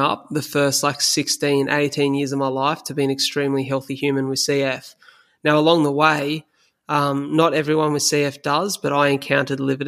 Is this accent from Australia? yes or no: yes; Australia; as an Aussie male